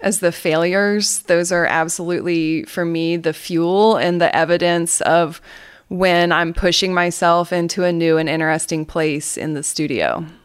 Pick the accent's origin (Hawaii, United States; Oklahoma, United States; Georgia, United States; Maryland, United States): Georgia, United States; Atlanta; accent: Southern; I am from Atlanta, Georgia, and you will hear me say things like y'all, and you'll hear my Southern accent